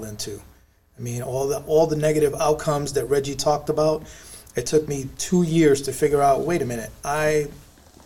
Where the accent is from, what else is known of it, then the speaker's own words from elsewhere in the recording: New York City, New York, United States; the average kid in my neighborhood growing up in the South Bronx